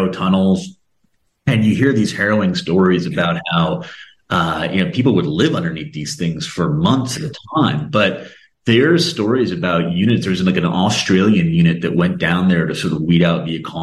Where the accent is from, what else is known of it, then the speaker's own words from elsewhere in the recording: United States; as an American